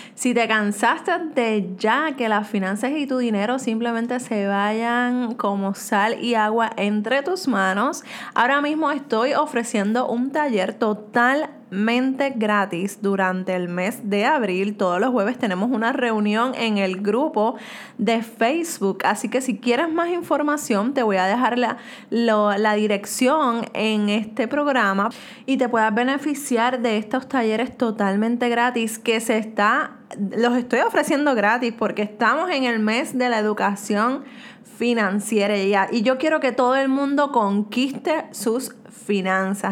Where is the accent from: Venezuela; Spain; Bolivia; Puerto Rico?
Puerto Rico; soy de Puerto Rico